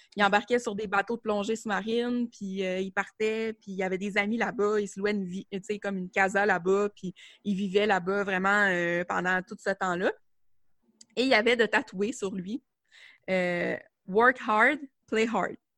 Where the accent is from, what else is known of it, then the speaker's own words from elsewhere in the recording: Côte-Nord, Quebec, Canada; je suis euh, originaire de la Côte-Nord. En fait, moi, je suis vraiment revenue travailler dans mon, euh, dans mon coin de pays.